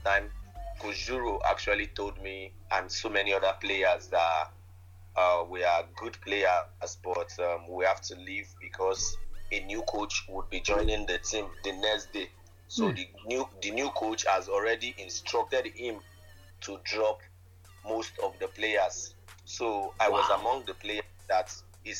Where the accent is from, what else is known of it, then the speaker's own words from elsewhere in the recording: Lagos, Nigeria; I'm from Lagos.